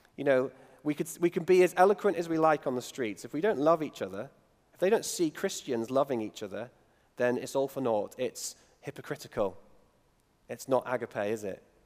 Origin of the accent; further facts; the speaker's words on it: United Kingdom; me being British